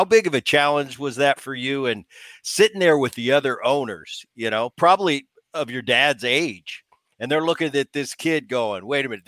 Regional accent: Philadelphia, Pennsylvania, United States; I remember, Gavin, I grew up in Philadelphia. My dad was playing for the Phillies all throughout the 70s. And so I was a Philly kid.

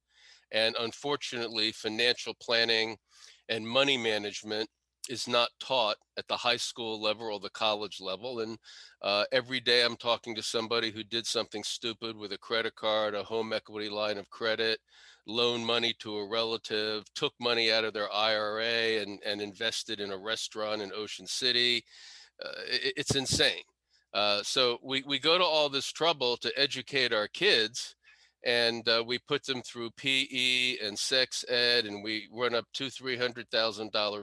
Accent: Washington, District of Columbia, United States; also born or lived in Potomac, Maryland; I was born in Northwest DC, grew up in Northwest DC

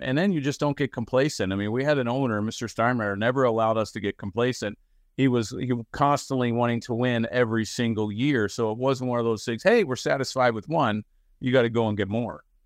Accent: Baltimore, Maryland, United States; I grew up in Baltimore

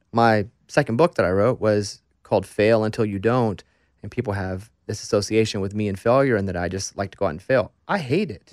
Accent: Arkansas, United States; I'm from Arkansas

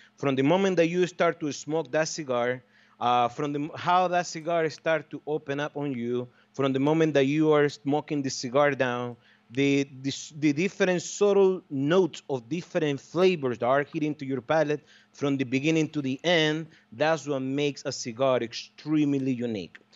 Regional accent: Estelí, Nicaragua; my hometown, in Esteli, Nicaragua

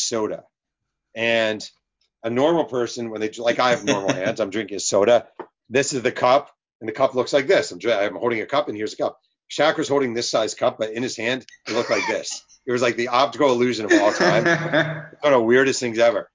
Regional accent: New York, United States; now in California, United States; I'm from New York, actually, but I live in California

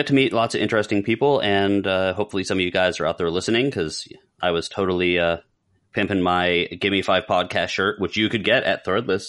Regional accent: South Florida, United States; So when I was 16 years old, I decided to go to MegaCon from South Florida, where we're from.

